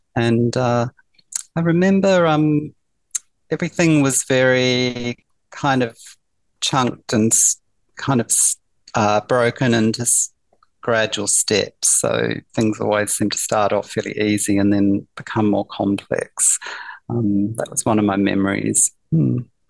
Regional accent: New Zealand; now in Melbourne, Australia; I grew up in New Zealand and uh, I uh, moved to Melbourne in the year 2000. So uh, all my um, early years were in New Zealand

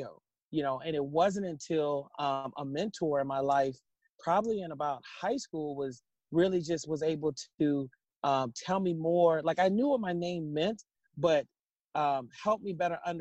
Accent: Seattle, Washington, United States; having grown up in Seattle

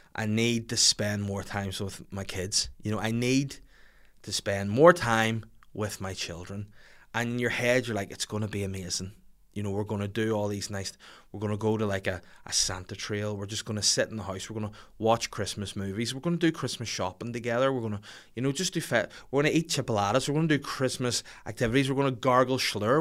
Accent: Bangor, Northern Ireland, United Kingdom; my hometown, sorry, my home city show. um, in Bangor by the sea

